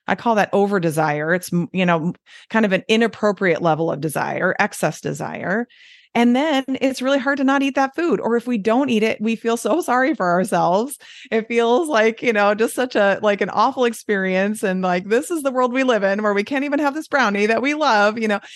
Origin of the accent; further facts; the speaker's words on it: Detroit, Michigan, United States; accent: Midwestern; moved away as an adult; also born or lived in Southern California; now in Wisconsin, United States; I got my lovely Midwestern accent that I have.